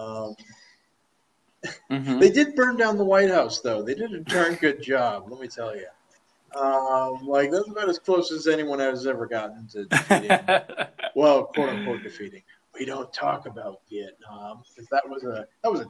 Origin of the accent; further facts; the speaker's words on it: Omaha, Nebraska, United States; moved away; also born or lived in Malaysia; I'm from Omaha, anytime Omaha's mentioned in like a Hollywood film, they'll be like, oh, they said Omaha, that's us